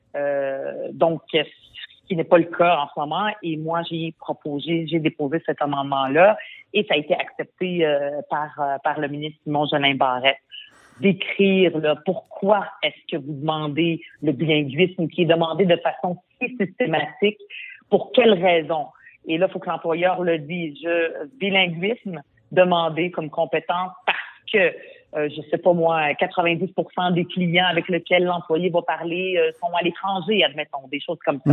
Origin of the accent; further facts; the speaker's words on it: Montreal, Quebec, Canada; French is a second language; je suis arrivée au Québec à l'âge de 10 ans. Je ne parlais pas un mot de français.